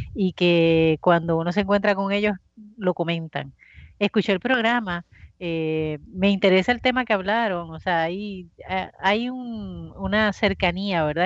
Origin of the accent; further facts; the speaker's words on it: Bayamón, Puerto Rico; yo soy de Bayamón y en Bayamón pues existía la plaza de mercado